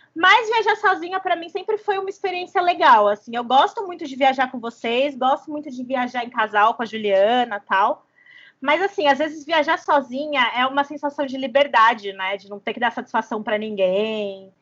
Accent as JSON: {"language": "Portuguese", "town": "Batatais", "region": "São Paulo", "country": "Brazil", "tie": "born or raised there", "moved": "as an adult", "lives_now": "São Paulo, Brazil", "said": "a gente vem de uma longa era da juventude batataense, entendeu? A gente é de uma cidade a 400 quilômetros mais ou menos de São Paulo, no interior"}